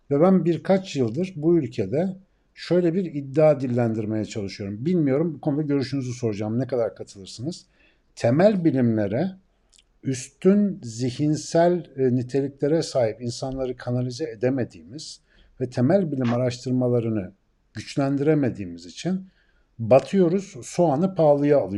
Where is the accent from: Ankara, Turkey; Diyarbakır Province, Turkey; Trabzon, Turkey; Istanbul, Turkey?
Ankara, Turkey